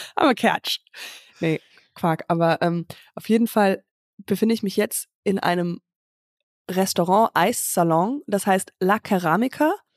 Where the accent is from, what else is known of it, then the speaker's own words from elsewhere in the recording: Höhr-Grenzhausen, Rhineland-Palatinate, Germany; moved away; bei meinem Vater, in Hörkranzhausen, also ähm, in der, im, im Dorf, wo ich herkomme